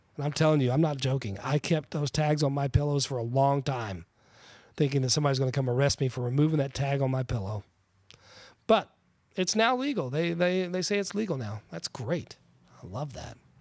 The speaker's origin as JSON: {"language": "English", "region": "Colorado", "country": "United States", "tie": "born or raised there", "also_born_or_lived": "Texas", "moved": "yes", "lives_now": "New Jersey, United States", "said": "born in Texas, raised in Colorado, and now I'm living on the shore in New Jersey"}